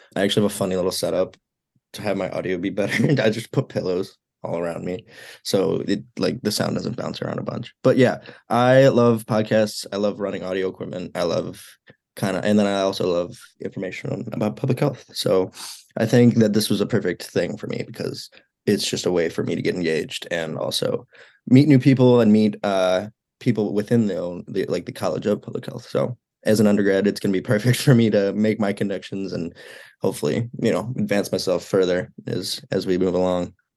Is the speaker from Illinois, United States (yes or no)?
yes; Mount Prospect, Illinois, United States; moved away as an adult; now in Iowa City, United States; I am from Mount Prospect, Illinois, one of the northwest suburbs